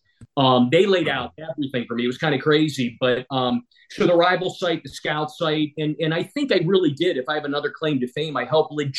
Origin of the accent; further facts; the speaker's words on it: Weirton, West Virginia, United States; now in Robinson Township, United States; I grew up in Weirton, West Virginia, a steel town, 30 miles from Pittsburgh